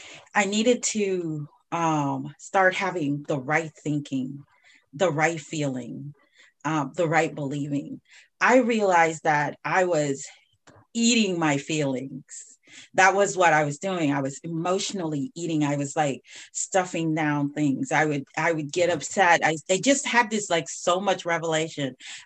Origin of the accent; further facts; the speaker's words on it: Jamaica; now in United States; I came from Jamaica and then I was here and I started experiencing a whole nother life.